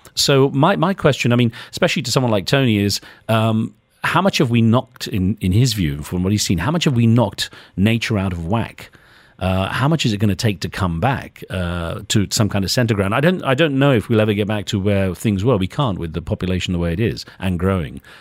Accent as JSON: {"language": "English", "country": "United Kingdom", "tie": "born or raised there", "also_born_or_lived": "United States", "moved": "as an adult", "said": "growing up in Britain, for me, Asian was someone like me, South Asian"}